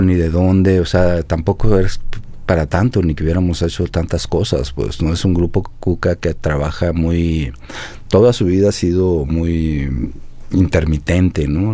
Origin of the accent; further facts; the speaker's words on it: Ciudad Obregón, Sonora, Mexico; moved away; also born or lived in Guadalajara; yo soy de Sonora